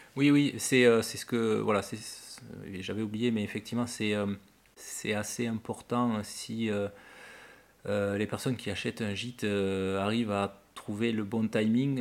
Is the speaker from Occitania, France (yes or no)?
yes; Toulouse, Occitania, France; also born or lived in Lot / Cahors; je suis originaire de Toulouse la semaine et du Lot le week-end, puisque mes parents sont tous les deux du Lot.